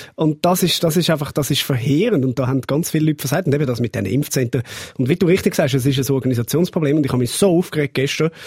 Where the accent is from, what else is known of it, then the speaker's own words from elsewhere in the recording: Zurich, Switzerland; als Zürcher